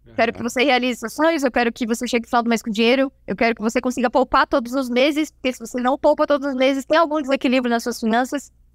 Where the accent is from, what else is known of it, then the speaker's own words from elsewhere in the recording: Rio do Sul, Santa Catarina, Brazil; moved away as an adult; now in Itajaí, Brazil; sou natural de Rio do Sul, é, interior de Santa Catarina